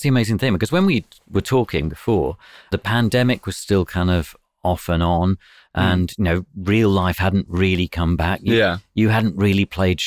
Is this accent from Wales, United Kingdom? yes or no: no; London, United Kingdom; I'm from South London